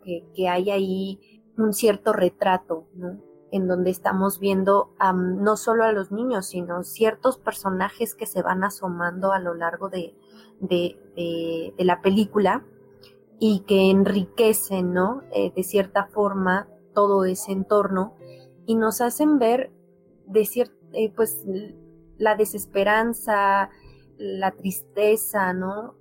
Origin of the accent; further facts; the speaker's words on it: Mexico; nosotros como, como mexicanos